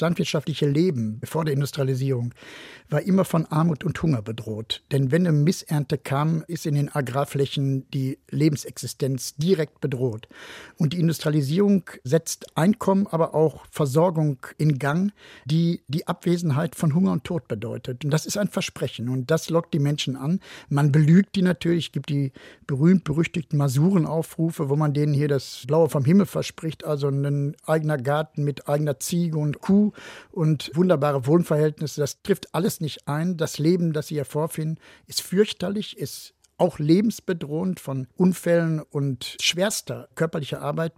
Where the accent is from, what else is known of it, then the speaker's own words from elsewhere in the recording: Gelsenkirchen, North Rhine-Westphalia, Germany; in meiner Heimatstadt Gelsenkirchen